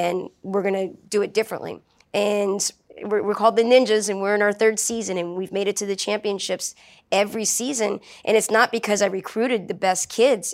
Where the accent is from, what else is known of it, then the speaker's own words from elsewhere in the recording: New Orleans, Louisiana, United States; I grew up in New Orleans